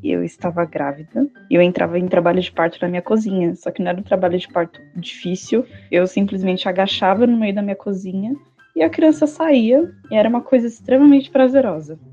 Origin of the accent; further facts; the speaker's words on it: São Paulo, Brazil; sou da cidade de São Paulo